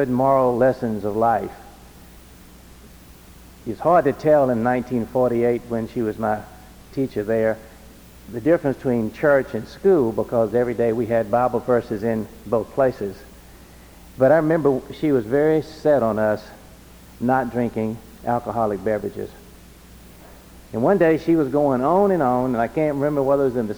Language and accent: English; Alabama, United States; the little crossroads cotton community I grew up in Alabama